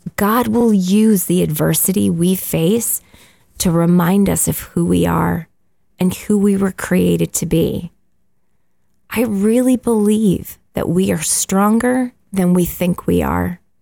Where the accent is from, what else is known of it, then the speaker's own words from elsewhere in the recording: Canada; And we're Canadian, we live in Canada